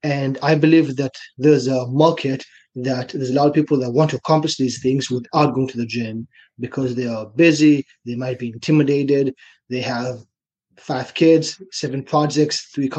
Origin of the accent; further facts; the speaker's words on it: China; moved away as an adult; also born or lived in Israel; now in Canada; as you can probably hear from my accent, I'm from Israel. When I was six, my family and I, we moved to China. I grew up there.